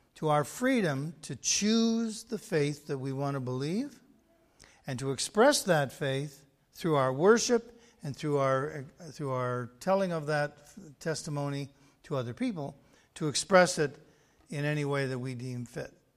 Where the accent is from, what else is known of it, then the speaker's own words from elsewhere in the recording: Canada; being Canadian